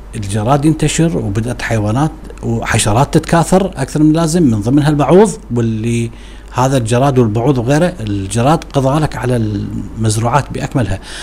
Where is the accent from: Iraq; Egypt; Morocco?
Iraq; عندنا في العراق